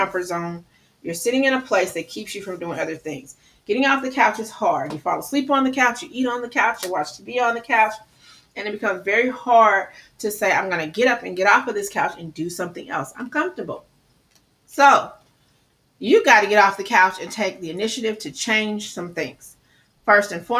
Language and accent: English; Midwest, United States; I talk fast. I'm from the Midwest.